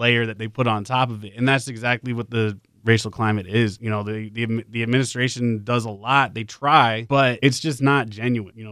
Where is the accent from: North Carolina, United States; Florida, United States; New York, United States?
New York, United States; New York City; moved away as an adult; I'm from the Bronx. Like, Like, you know, I grew up there